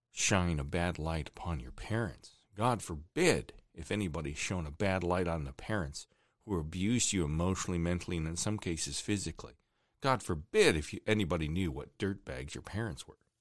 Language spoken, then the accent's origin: English; Chardon, Ohio, United States; also born or lived in Cleveland, Ohio; my hometown of Chardon, Ohio